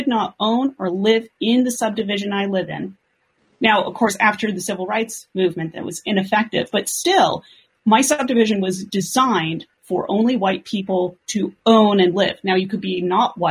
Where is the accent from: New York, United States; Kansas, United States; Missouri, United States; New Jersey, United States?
Missouri, United States; outside of St. Louis, Greene County; growing up outside of St. Louis